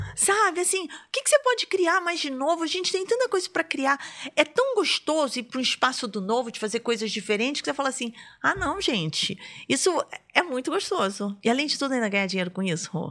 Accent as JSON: {"language": "Portuguese", "region": "Rio de Janeiro", "country": "Brazil", "moved": "yes", "lives_now": "Brasília, Brazil", "said": "eu sou do Rio"}